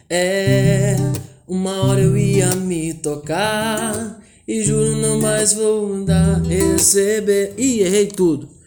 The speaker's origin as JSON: {"language": "Portuguese", "town": "Porangatu", "region": "Goiás", "country": "Brazil", "tie": "born or raised there", "said": "eu sou natural é, do interior goiano, né? Eu saí de Porangatu, Goiás, a mais ou menos 400 quilômetros da capital, Goiânia, e fica na divisa com o Tocantins."}